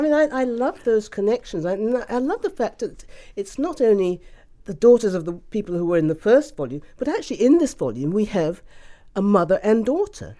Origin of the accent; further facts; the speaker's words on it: Ghana; I was born in Ghana